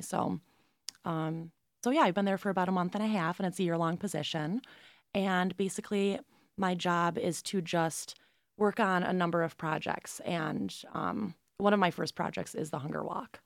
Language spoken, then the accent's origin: English; Binghamton, New York, United States; I'm from Binghamton originally. I grew up here, and I went to Binghamton High School